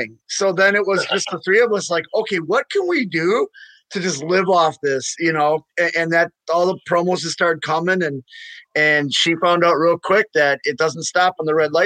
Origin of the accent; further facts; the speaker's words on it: Milwaukee, Wisconsin, United States; moved away as an adult; also born or lived in Missouri; born and raised in Milwaukee